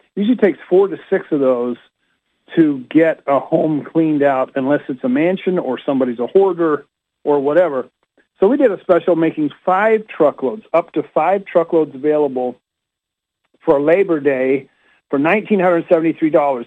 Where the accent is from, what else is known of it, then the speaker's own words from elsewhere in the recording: Utah, United States; now in Rockville, United States; I was raised in Utah